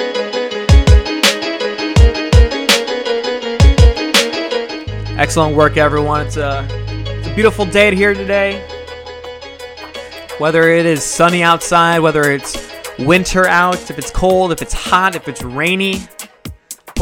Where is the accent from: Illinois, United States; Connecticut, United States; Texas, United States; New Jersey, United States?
Illinois, United States; Chicago; I'm from Chicago